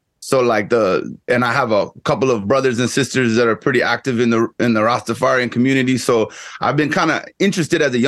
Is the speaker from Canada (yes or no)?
no; Guyana; first language English; now in Texas, United States; I grew up in Guyana